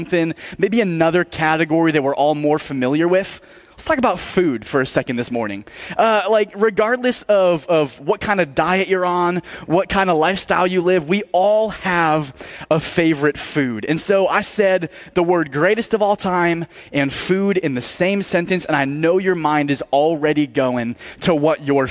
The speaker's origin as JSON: {"language": "English", "region": "Massachusetts", "country": "United States", "tie": "born or raised there", "said": "I was born in Massachusetts"}